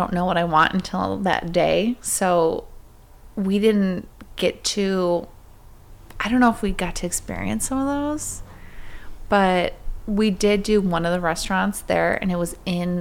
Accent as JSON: {"language": "English", "town": "Chicago", "region": "Illinois", "country": "United States", "tie": "born or raised there", "said": "we grew up in Chicago"}